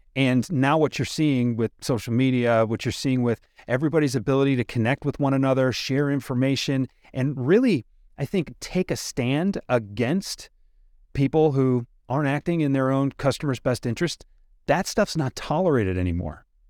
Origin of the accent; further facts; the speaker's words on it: Detroit, Michigan, United States; I'm from Detroit, Henry Ford's kinda big around here